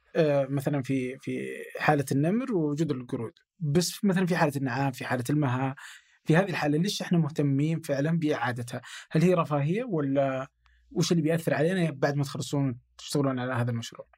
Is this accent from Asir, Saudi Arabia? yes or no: yes; Abha, Asir, Saudi Arabia; now in Riyadh, Saudi Arabia; انا من ابها